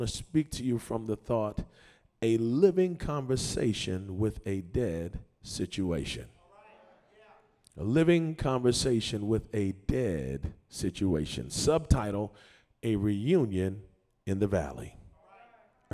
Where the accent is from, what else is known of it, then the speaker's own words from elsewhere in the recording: Boston, Massachusetts, United States; I grew up in Morningstar Baptist Church, 1257 Blue Hill Ave, Mattapan, Massachusetts, 02126.